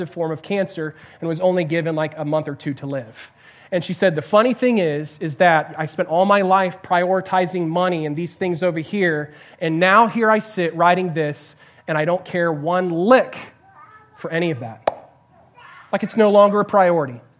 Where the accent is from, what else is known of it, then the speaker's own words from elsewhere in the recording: Santiago, Santiago Metropolitan Region, Chile; I can remember uh, growing up in Chile in South America and uh, in Santiago, big, huge city, um, like 7 million people, so this massive city.